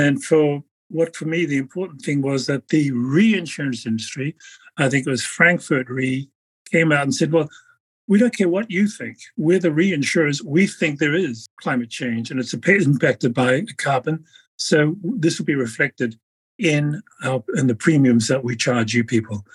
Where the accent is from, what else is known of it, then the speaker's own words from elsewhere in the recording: Samoa; I'm a Polynesian from Samoa.